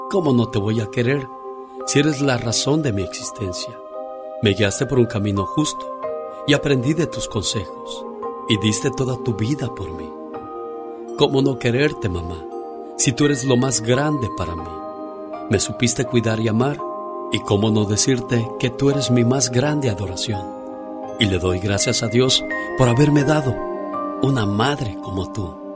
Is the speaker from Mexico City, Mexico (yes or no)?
no; Aguascalientes, Mexico; un día salí de Aguascalientes, pero Aguascalientes nunca salió de mí.